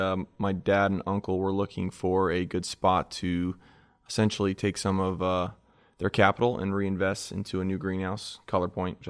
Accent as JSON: {"language": "English", "country": "New Zealand", "tie": "born or raised there", "also_born_or_lived": "Delaware", "said": "Born in Delaware. My dad was kind of a serial entrepreneur of sorts, had a bunch of different ventures. He actually owned a greenhouse down there and ended up selling that, and we moved to New Zealand. So I grew up in New Zealand, my childhood."}